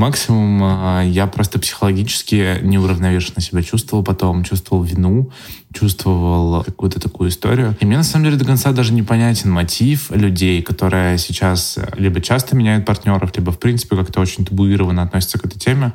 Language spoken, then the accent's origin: Russian; Yaroslavl, Yaroslavl Oblast, Russia; в моём родном городе Ярославля